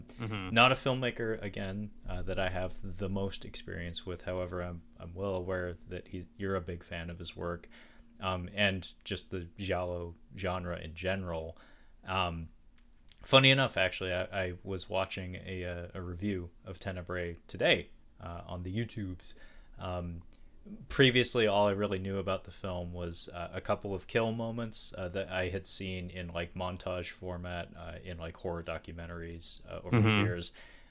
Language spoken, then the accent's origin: English; West Coast, United States; I'm from the West Coast, Brad. We don't encounter that as often as some of the folks on the other coast.